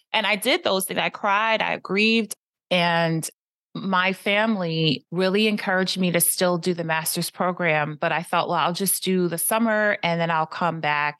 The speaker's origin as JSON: {"language": "English", "town": "Philadelphia", "region": "Pennsylvania", "country": "United States", "tie": "born or raised there", "also_born_or_lived": "Paris / New York / New Jersey", "moved": "as an adult", "said": "I was born in Philadelphia, lived in Paris, New York, New Jersey, and now back in P"}